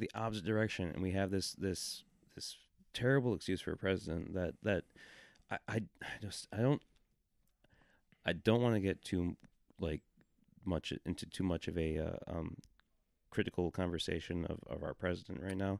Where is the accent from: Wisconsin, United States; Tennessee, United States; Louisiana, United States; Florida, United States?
Wisconsin, United States; Milwaukee suburb; moved away; I grew up in not a small town, twenty-six thousand people, but it was in a, um, suburb of, of, uh, Milwaukee suburb in Wisconsin.